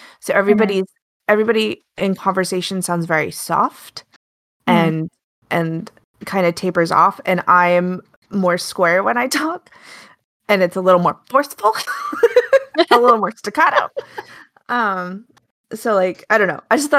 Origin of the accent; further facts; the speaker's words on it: Alaska, United States; now in British Columbia, Canada; I'm from the States, like originally from Alaska.